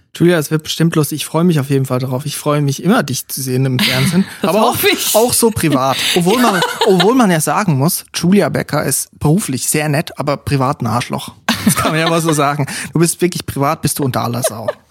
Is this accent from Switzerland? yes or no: yes; Switzerland; now in Germany; als Schweizer, als Ausländer in diesem deutschen Lande hier